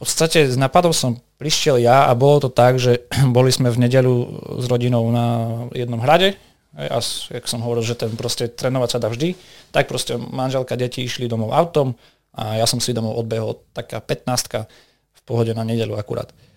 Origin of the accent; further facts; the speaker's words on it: Vranov nad Topľou, Prešov Region, Slovakia; v jednej reštaurácii u nás v Bovranove